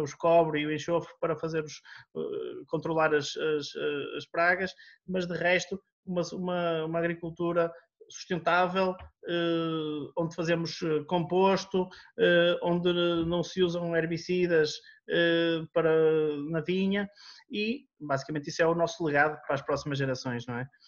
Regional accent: Portugal; born or raised there; also born or lived in Rio de Janeiro, Brazil

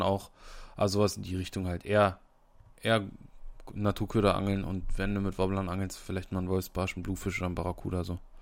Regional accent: Brandenburg, Germany; bei uns in Brandenburg

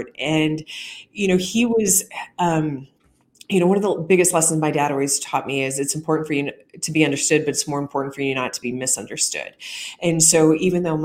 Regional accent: rural Missouri, United States; in rural Missouri, you could pop over a hill, and I grew up around Amish people

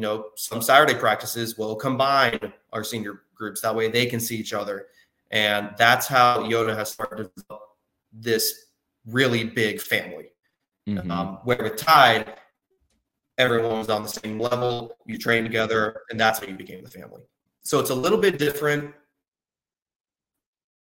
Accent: North Carolina, United States; also born or lived in Wilmington, North Carolina; being a swimmer growing up in North Carolina

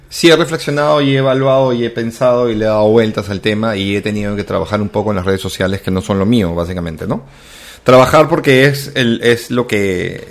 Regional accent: Callao, Peru; soy chalaco, viví en el Callao

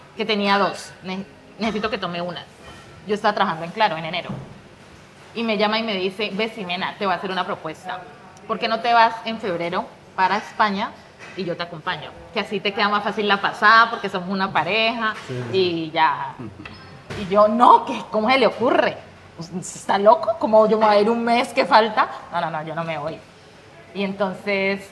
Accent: Pradera, Valle del Cauca, Colombia; moved away as an adult; also born or lived in Cali / Madrid; now in Spain; Vivía en Pradera soy de Pradera Valle. Un saludo para los pradereños

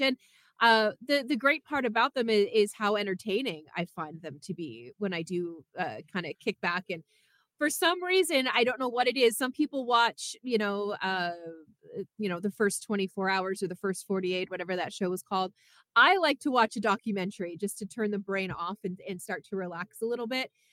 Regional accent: Canada; now in United States; I'm from Canada

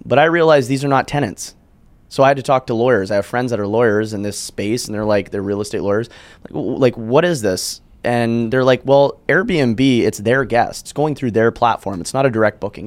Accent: Calgary, Alberta, Canada; I'm from Calgary. It's a city in Canada.

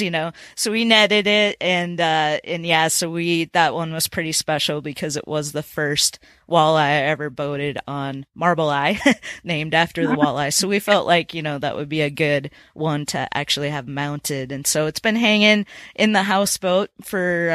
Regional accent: Minnesota, United States; now in Tennessee, United States; growing up in Minnesota, I grew up fishing for walleye

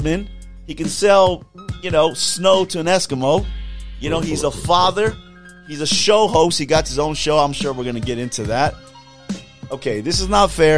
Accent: California, United States

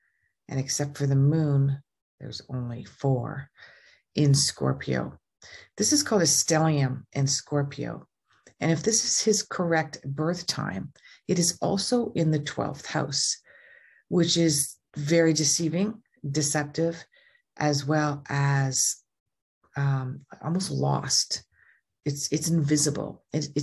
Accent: Canada; I'm Canadian.

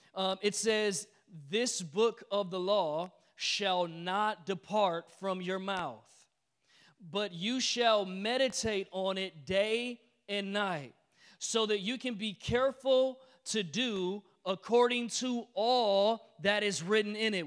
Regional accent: Detroit, Michigan, United States; I'm from Detroit

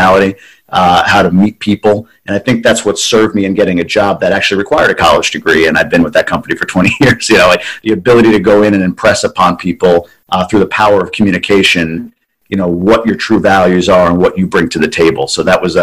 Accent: Long Island, New York, United States; now in Ann Arbor, United States; So I was born and raised on Long Island.

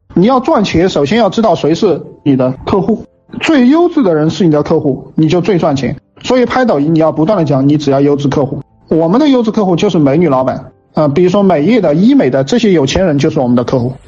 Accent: China; 我们中国人，我们汉人

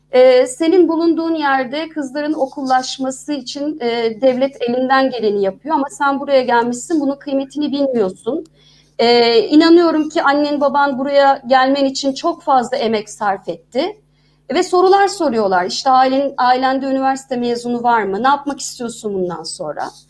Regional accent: İzmir, Turkey; moved away as an adult; also born or lived in Istanbul; Ben bir İzmirliyim.

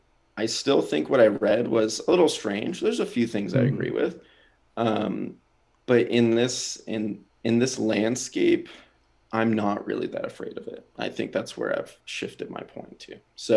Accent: Japan; born there; I was born in Japan, lived all over. This country isn't really my home

